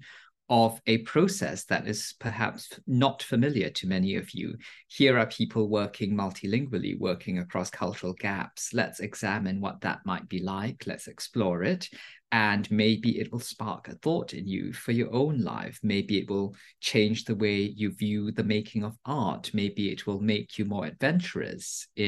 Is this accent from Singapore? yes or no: yes; Singapore; moved away; I grew up in Singapore, and it's a multilingual country.